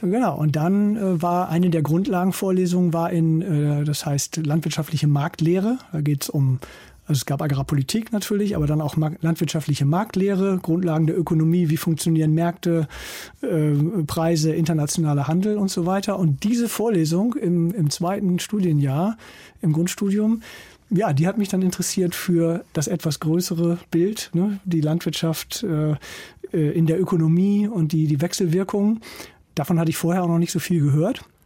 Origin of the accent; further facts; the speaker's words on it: East Frisia, Lower Saxony, Germany; moved away as an adult; also born or lived in Kiel; wenn man in Ostfriesland aufwächst, da wo ich herkomme